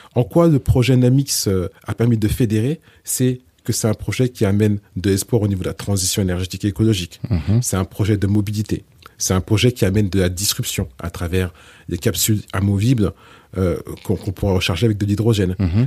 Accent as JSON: {"language": "French", "country": "France", "tie": "born or raised there", "said": "je suis né en France et j'ai grandi en France"}